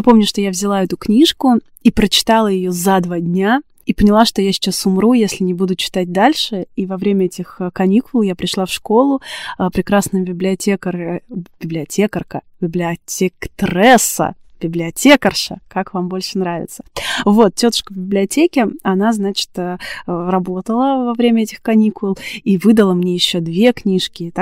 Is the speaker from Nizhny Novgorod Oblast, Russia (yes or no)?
no; Tula Oblast, Russia; С библиотеками в моей бытности вообще все было супер интересно, потому что я росла в Тульской области. У меня практически не было домашней библиотеки.